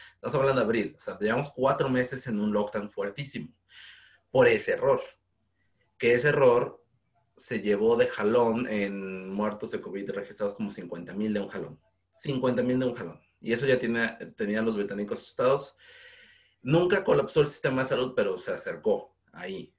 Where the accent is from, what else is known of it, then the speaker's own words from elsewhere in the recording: Mexico; now in United Kingdom; mi experiencia binacional como ciudadano mexicano que está en Reino Unido